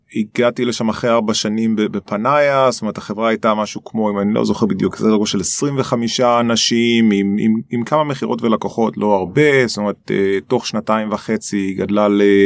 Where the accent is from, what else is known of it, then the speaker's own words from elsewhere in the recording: Nahariya, Northern District, Israel; moved away as an adult; also born or lived in Boston, United States; אני נולדתי בנהריה. אמ, זה ממש מעיר קטנה